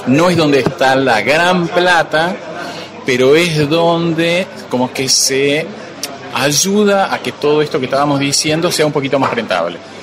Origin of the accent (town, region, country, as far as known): Argentina